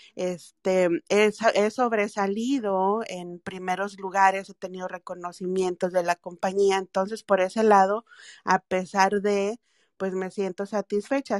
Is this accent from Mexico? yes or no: yes; Mexico; moved away as an adult; now in United States; soy mexicana